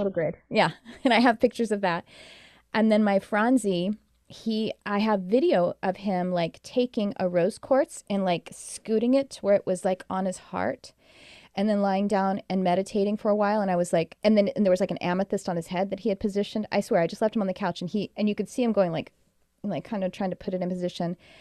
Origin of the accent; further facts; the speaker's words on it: United States; I'm American